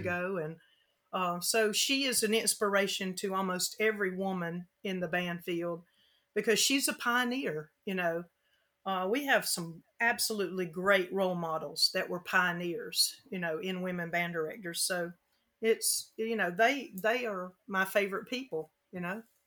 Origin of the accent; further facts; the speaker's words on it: Frankfurt, Hesse, Germany; moved away; I was born in Germany, in Frankfurt